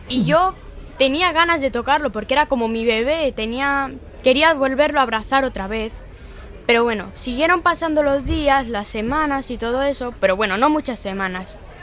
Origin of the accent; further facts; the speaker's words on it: Galicia, Spain; also born or lived in Tenerife / Cuba; Yo nací en Tenerife, pero me criaron en Cuba hasta los cinco años. Y con cinco años me trajeron aquí, a Galicia.